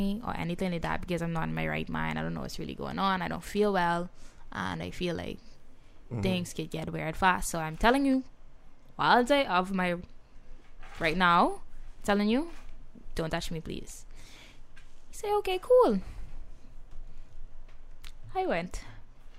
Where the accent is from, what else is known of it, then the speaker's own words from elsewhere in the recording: Nassau, New Providence, Bahamas; I'm from Nassau